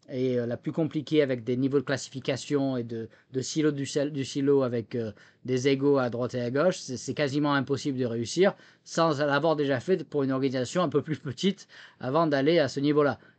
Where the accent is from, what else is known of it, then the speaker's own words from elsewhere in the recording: France; accent: French; now in United States; Bon, je suis américain aujourd'hui, mais c'est vrai que bon, il y a toujours l'accent français quand même même si je, perds mes mots en français aujourd'hui au bout de 12 ans